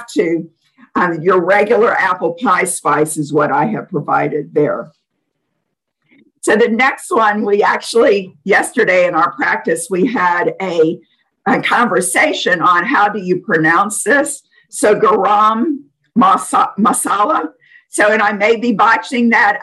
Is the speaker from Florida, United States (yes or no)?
no; New Orleans, Louisiana, United States; I'm from New Orleans